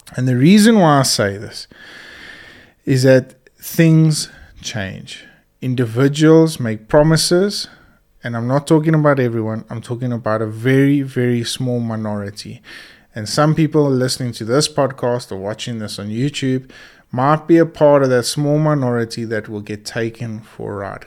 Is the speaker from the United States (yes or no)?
no; South Africa; our South African heritage